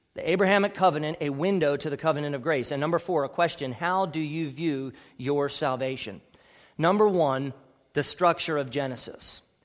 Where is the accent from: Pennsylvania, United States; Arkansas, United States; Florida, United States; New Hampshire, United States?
Pennsylvania, United States; Ephrata; I was born at Ephrata Community Hospital.